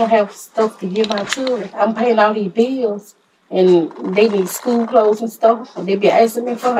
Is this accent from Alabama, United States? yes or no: yes; Lowndes County, Alabama, United States; I'm from Lowndes County, Alabama. And I live in a mobile home with my two kids.